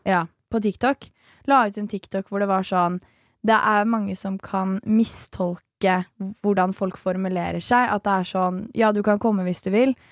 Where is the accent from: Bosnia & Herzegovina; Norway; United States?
Norway; Nesodden, Akershus; Jeg er fra Nesodden, er jo superlite sted